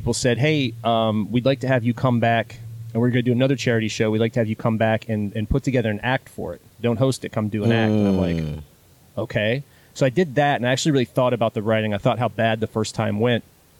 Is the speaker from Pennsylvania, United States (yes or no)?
no; Wheeling, West Virginia, United States; I grew up in northern West Virginia. I was born in Wheeling, West Virginia, which is in West Virginia. People think that I'm from the South, but there's this little skinny panhandle at the top of West Virginia, and also not Western Virginia.